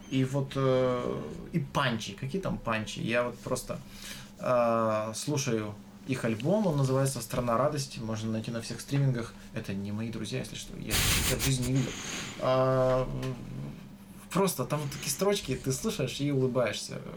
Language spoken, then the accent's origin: Russian; Tolyatti, Samara Oblast, Russia; Очень советую всем послушать группу … Она, кажется, из Тольятти. И там... Ой, я не уверен, из Тольятти, да?